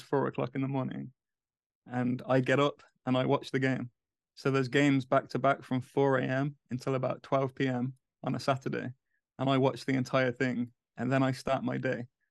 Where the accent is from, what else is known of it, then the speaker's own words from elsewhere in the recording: England, United Kingdom; moved away as an adult; now in United States; as a English person in the U S